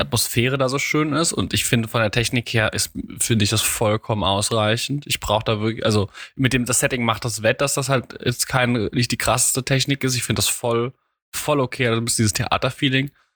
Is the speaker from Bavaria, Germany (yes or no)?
no; Mainz, Rhineland-Palatinate, Germany; als Mainzer